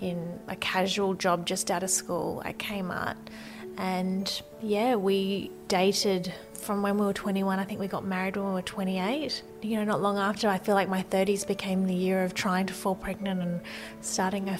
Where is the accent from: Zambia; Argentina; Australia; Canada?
Australia; Brisbane, Queensland; also born or lived in Maryborough, Queensland; So I was born in Maryborough, which is a little town in Queensland. I wasn't there for long, grew up in Brisbane